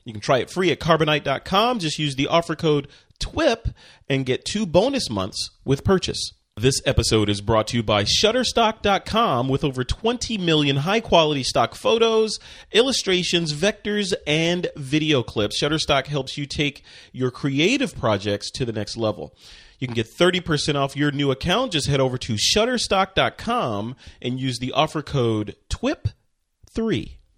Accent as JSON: {"language": "English", "region": "Illinois", "country": "United States", "tie": "born or raised there", "moved": "yes", "said": "Illinois, my home state"}